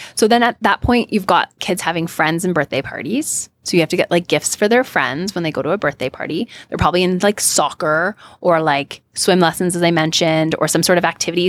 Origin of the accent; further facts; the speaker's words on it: Canada; also born or lived in California; now in United States; I'm Canadian, um, and American.